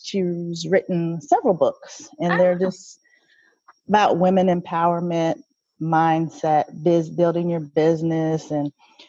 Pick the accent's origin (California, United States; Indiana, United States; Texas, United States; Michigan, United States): Indiana, United States; I'm from Indiana.